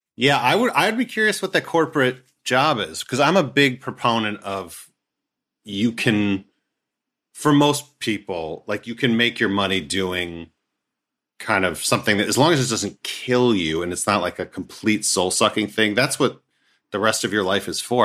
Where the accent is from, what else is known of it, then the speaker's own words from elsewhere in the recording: Scarsdale, New York, United States; I'm from, uh, Scarsdale